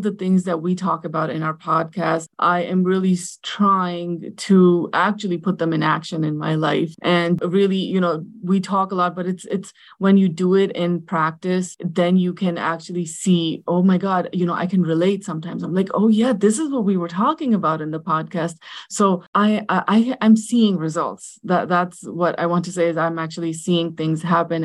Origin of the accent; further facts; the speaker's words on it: New Jersey, United States; I am from New Jersey, a Pakistani American